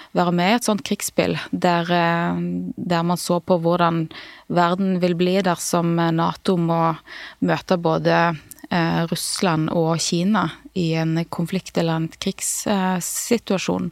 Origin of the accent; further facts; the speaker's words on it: Klepp, Rogaland, Norway; Vi kommer fra, fra Nordbraut